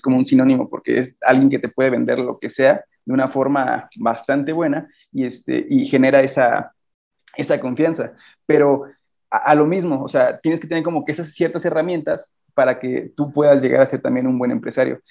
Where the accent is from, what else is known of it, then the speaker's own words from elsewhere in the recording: Celaya, Guanajuato, Mexico; soy de Celaya